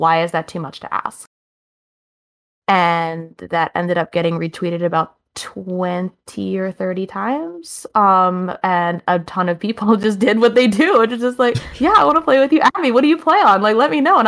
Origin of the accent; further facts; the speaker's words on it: Maine, United States; also born or lived in Buffalo, New York; we ended up moving back to my home state of Maine